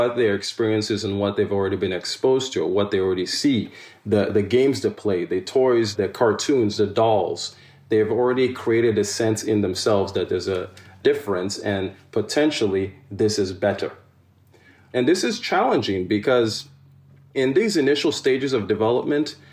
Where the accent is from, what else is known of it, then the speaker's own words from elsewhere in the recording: Nigeria; now in United States; If I had a challenge in school with a teacher or peer in Nigeria